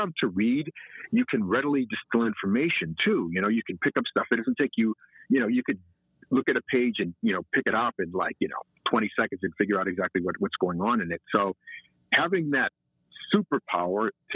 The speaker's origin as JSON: {"language": "English", "town": "Malden", "region": "Massachusetts", "country": "United States", "tie": "born or raised there", "said": "Malden made me who I am. And looking back on it now, I realize how fortunate I was living in Malden."}